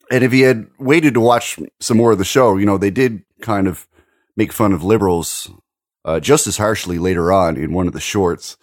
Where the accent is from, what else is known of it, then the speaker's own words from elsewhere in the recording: Maritime provinces, Canada; as a Canadian